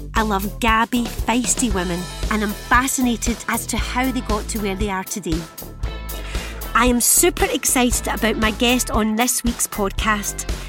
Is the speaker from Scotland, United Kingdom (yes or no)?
yes; Scotland, United Kingdom; accent: Scottish